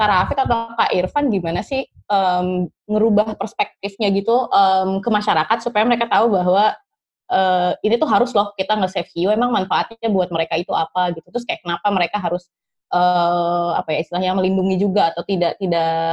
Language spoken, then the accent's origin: Indonesian; Bengkulu, Indonesia; mungkin karena aku dari Bengkulu juga kan, terus saya sempat uh, eh, tahu tentang perihal adat gitu kan